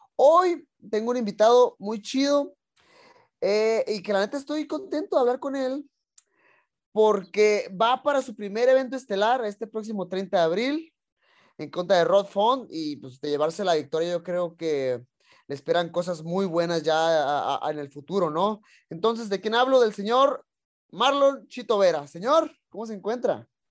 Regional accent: Tijuana, Baja California, Mexico; yo soy también de Tijuana

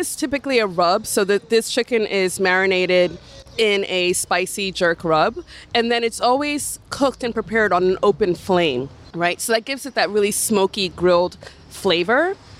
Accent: New York City, New York, United States; So when I was born, my parents lived on Bedford and Martens.

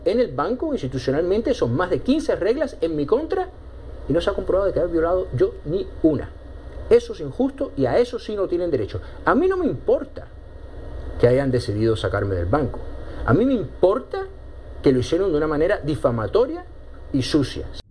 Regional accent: Miami, Florida, United States; soy americano, después porque a lo mejor soy cubano-americano, y de Miami

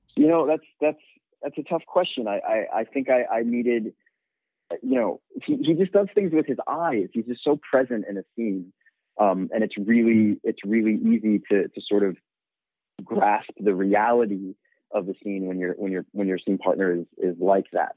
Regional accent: New York City, New York, United States; I'm born and raised in New York. I grew up in in Bed-Stuy in Brooklyn.

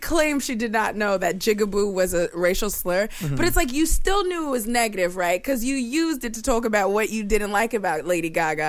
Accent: New York, United States; I grew up in New York, went to private school, and it was like really artsy, fartsy. Everybody was pretty liberal.

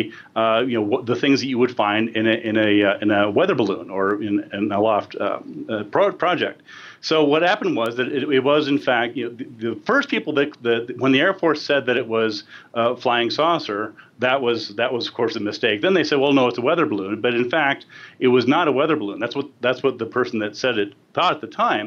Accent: New Mexico, United States; New Mexico, which is in my home state in the northern part.

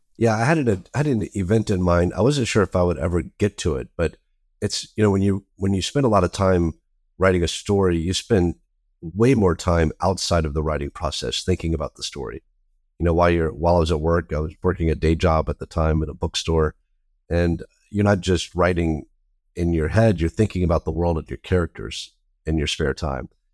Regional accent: the South, United States; I grew up in the South

